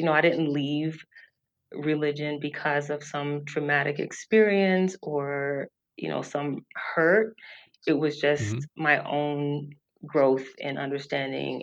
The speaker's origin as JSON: {"language": "English", "region": "the South", "country": "United States", "said": "I'm from the South, and from a long line of preachers in my family"}